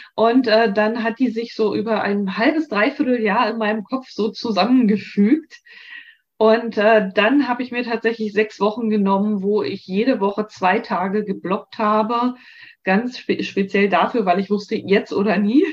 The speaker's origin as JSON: {"language": "German", "town": "Frankfurt", "country": "Germany", "tie": "born or raised there", "also_born_or_lived": "Berlin / Southern Denmark", "moved": "yes", "lives_now": "Denmark", "said": "Das ist zwar meine Heimatstadt"}